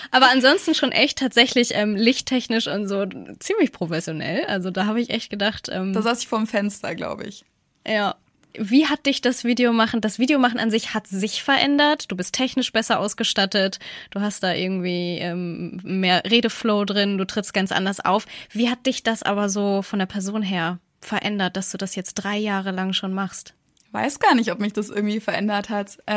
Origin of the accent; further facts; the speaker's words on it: Mexico; now in Canada; Ich sehe das so, nee, ich sehe das so, bei uns in Mexiko ist das so und hier in Kanada ist das so.